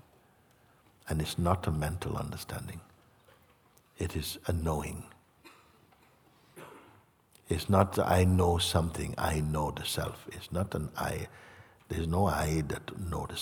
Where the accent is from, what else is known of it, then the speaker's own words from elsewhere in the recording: Jamaica; moved away; also born or lived in England; I grew up in Jamaica, lived in England